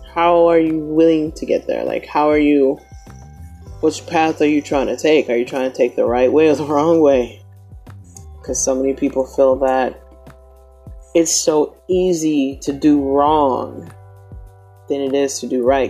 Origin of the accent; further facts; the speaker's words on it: the South, United States; I'm from the South, and it's Southern hospitality